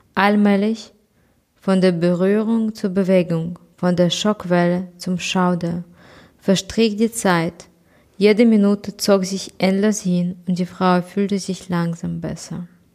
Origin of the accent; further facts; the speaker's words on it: Kyiv, Ukraine; ich komme aus Kiew äh, und meine Stadt ist überhaupt nicht unter Beschuss.